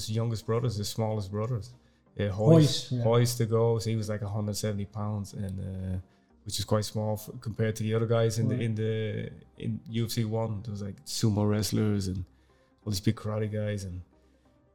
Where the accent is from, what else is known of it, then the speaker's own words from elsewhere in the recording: Tullamore, Leinster, Ireland; accent: Irish; also born or lived in Dublin; now in Zwolle, Netherlands; I was born in Dublin, 1978, and then I grew up in Tullamore, County Offaly. It was the Midlands of Ireland